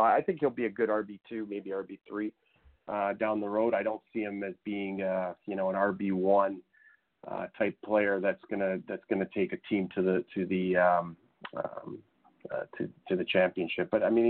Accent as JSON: {"language": "English", "area": "about half an hour from Buffalo", "region": "New York", "country": "United States", "tie": "born or raised there", "said": "my hometown is about half an hour from Buffalo."}